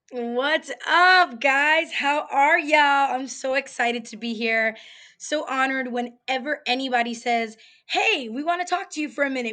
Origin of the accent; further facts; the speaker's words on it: New York City, New York, United States; moved away as an adult; now in Houston, United States; living in Houston, Texas, from New York, Bronx, New York